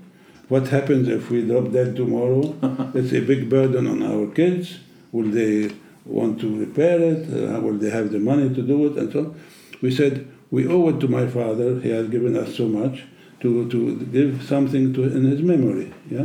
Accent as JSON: {"language": "English", "country": "Germany", "tie": "born or raised there", "second_language": "English", "said": "I was brought up in Europe, in Germany"}